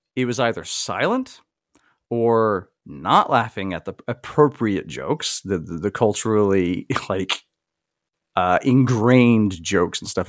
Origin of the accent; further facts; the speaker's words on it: the South, United States; I grew up in the South in a very racially diverse area